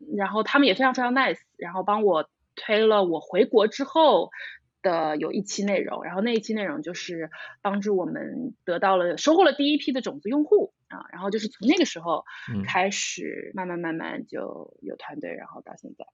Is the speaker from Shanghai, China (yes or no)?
yes; Shanghai, China; 我是上海人，土生土长的